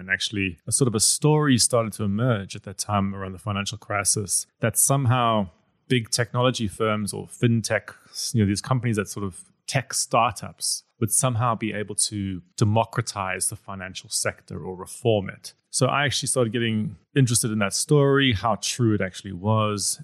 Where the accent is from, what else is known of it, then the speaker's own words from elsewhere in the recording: South Africa; I come from South Africa